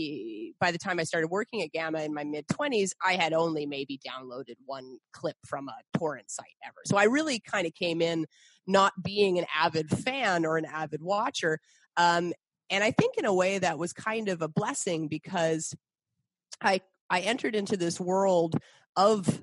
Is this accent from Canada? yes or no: yes; Canada; also born or lived in Boston, United States / Montreal, Canada; I'm originally from Boston, but I grew up in Canada.